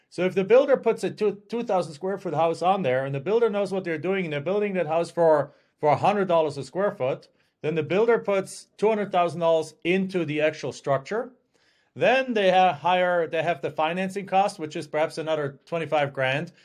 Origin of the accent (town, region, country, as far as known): Germany; English is a second language; moved away as an adult; now in United States